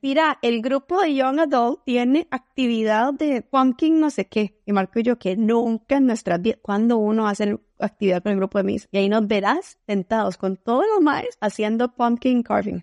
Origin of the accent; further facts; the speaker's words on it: Colombia; moved away; en Colombia solo decimos ser bien entrón